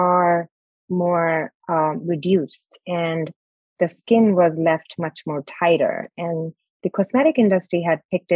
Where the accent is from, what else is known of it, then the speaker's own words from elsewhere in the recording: India; moved away as an adult; now in United States; And I'm born and brought up in India.